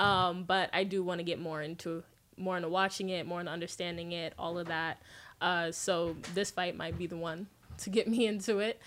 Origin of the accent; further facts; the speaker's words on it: Las Vegas, Nevada, United States; I grew up in Vegas